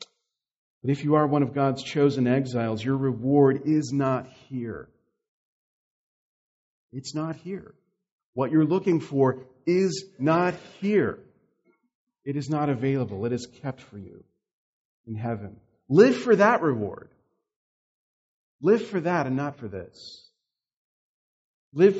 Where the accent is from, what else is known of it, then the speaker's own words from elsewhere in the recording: the South, United States; moved away; I'm from the South, which is very different from here